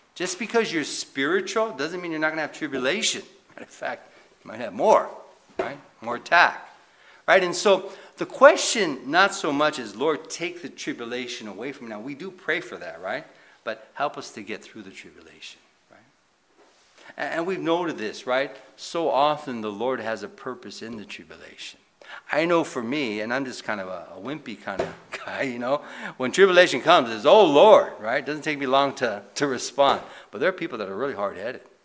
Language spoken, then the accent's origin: English; United States; as a Christian or as an American